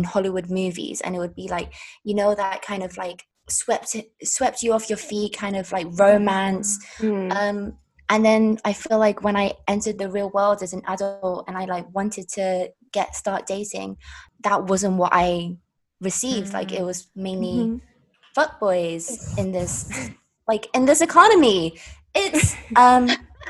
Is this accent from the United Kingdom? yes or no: yes; London, United Kingdom; also born or lived in China; my family are from Hong Kong. I was born in China, and I was raised in London.